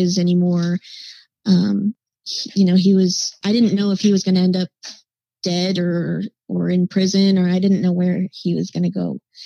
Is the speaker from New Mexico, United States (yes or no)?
yes; Albuquerque, New Mexico, United States; Was born and raised in Albuquerque, New Mexico, and I spent a lot of my life trying to get out of there